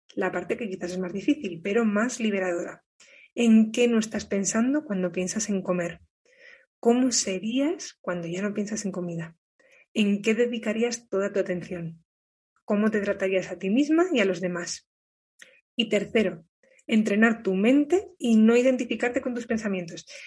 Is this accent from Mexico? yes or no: no; Burgos, Castile and León, Spain; moved away as an adult; Yo ya estoy por España, ahora en Burgos, que es de donde soy